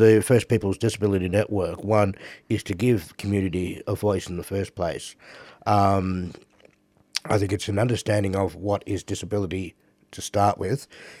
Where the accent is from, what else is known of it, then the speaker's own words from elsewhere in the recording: Melbourne, Victoria, Australia; also born or lived in Robinvale, Australia / Point Pearce, Australia; I was born up in Robin Vale, so it also makes me Lachi Lachi country. I was fostered out to a non-Indigenous family as a kid, brought down to Melbourne and down here ever since.